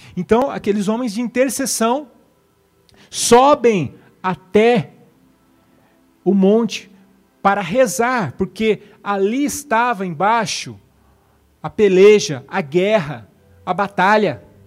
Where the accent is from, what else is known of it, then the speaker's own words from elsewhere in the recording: Brazil; nós somos brasileiros